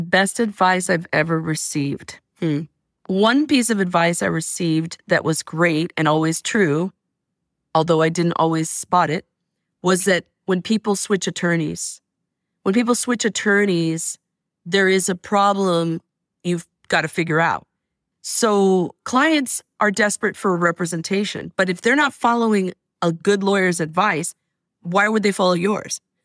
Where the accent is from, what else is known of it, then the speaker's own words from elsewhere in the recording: Stockton, California, United States; moved away as an adult; now in Oakland, United States; I'm from Stockton, and I was raising my, my one and only child in Stockton